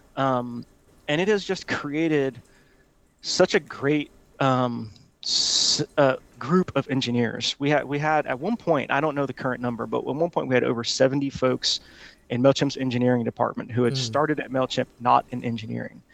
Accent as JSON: {"language": "English", "town": "Honolulu", "region": "Hawaii", "country": "United States", "also_born_or_lived": "Auburn, Alabama", "moved": "yes", "lives_now": "Atlanta, United States", "said": "I'm from Honolulu, Hawaii"}